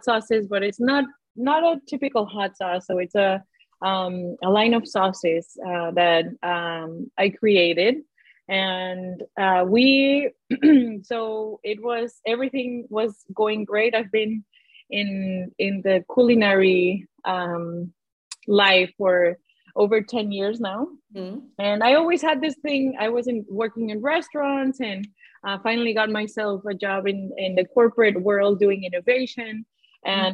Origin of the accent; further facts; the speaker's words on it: Guadalajara, Jalisco, Mexico; moved away; So I grew up in Mexico, in Guadalajara.